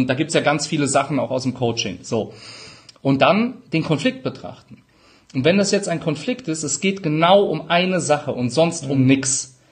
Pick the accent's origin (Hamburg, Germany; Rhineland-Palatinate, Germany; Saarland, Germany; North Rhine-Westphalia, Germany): Rhineland-Palatinate, Germany; accent: Palatine; Brechstange, ich bin Pfälzer, manchmal SCH statt CH.